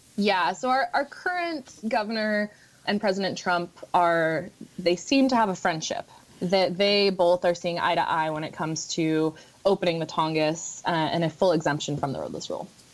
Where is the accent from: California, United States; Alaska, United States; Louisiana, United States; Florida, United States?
Alaska, United States; Juneau; I was born and raised here in Juneau